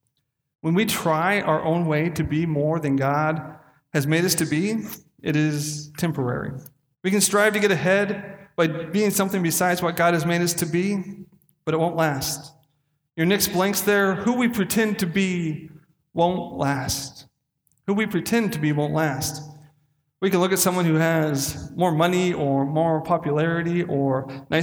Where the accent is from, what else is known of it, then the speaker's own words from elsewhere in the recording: Castle Rock, Washington, United States; the end of the street I grew up on in Castle Rock, Washington, where 2,000 people live